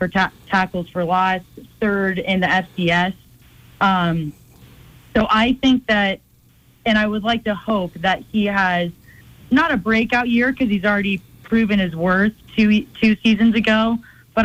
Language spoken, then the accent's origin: English; California, United States; I'm from California.